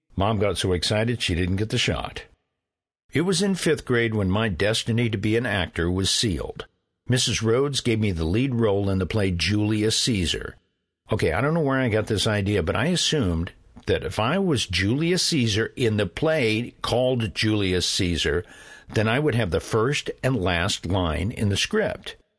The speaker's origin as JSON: {"language": "English", "town": "Carrollton", "region": "Illinois", "country": "United States", "tie": "born or raised there", "said": "I grew up in Carrollton, Illinois, on the farm."}